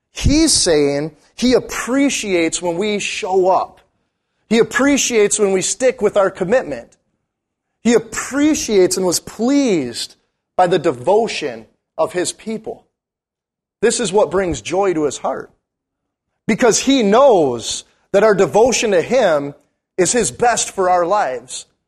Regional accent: Munising, Michigan, United States; also born or lived in Bismarck, North Dakota; now in Duluth, United States; I'm from Uniseen

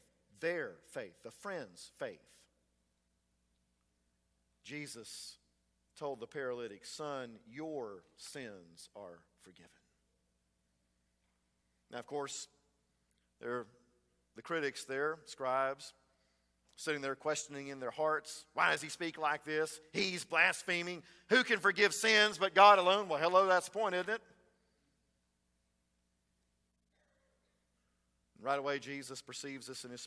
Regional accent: Frostproof, Florida, United States; growing up in Frostproof. I'm sure it was true here in Avon Park when I was growing up in Frostproof.

